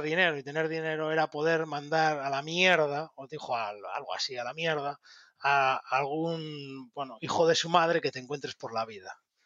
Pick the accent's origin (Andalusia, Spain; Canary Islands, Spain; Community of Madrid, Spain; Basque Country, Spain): Basque Country, Spain; Bilbao; siendo bilbaíno